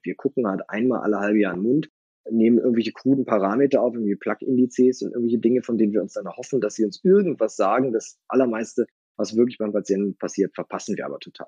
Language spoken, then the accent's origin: German; Northern Germany, Germany; also born or lived in Kiel; now in Berlin, Germany; bin ich aber wirklich eindeutig Küste. Ich komme ja aus dem Norden